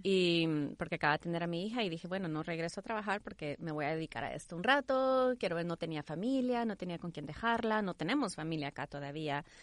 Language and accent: Spanish; El Salvador; moved away; also born or lived in Houston; nací en Houston, crecí en El Salvador